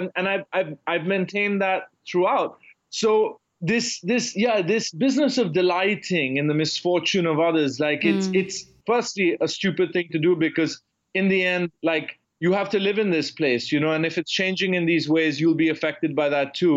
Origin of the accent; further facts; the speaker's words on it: India; moved away as an adult; now in United States; It's the country where I've lived most of my life. It's where I returned after college